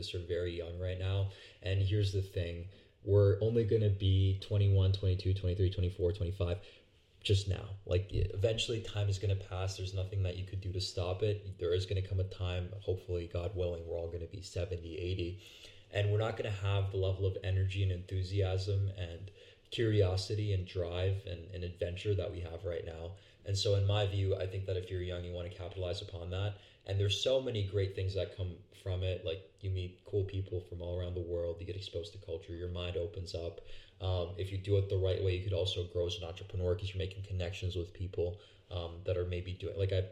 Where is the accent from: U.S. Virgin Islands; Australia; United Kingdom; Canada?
Canada; I'm from Canada